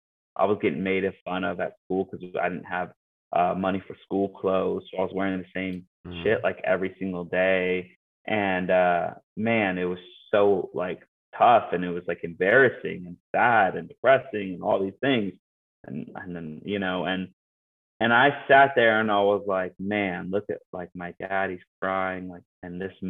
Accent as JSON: {"language": "English", "town": "Yakima", "region": "Washington", "country": "United States", "tie": "born or raised there", "moved": "yes", "said": "I'm from Yakima"}